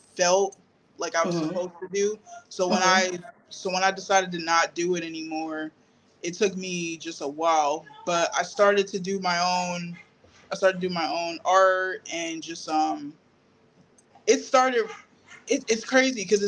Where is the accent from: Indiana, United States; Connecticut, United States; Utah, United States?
Connecticut, United States; Greenwich; also born or lived in Norwalk / Bridgeport; now in Stratford, United States; I'm from like Fairfield County. I was born and raised in Greenwich.